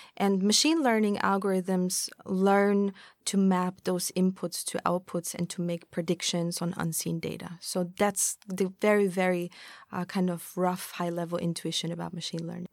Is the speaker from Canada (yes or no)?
no; Austria; moved away as an adult; now in Tokyo, Japan; I'm from Austria. I've been in Tokyo for about four years now